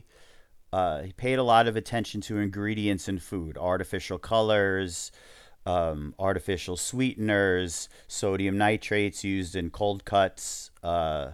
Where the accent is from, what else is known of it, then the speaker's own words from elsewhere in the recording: New York, United States; we're Jewish and from New York